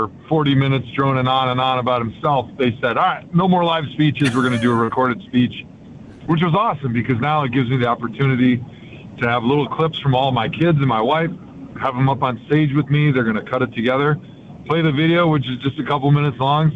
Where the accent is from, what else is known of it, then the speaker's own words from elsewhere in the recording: Brookfield, Wisconsin, United States; where I grew up in Brookfield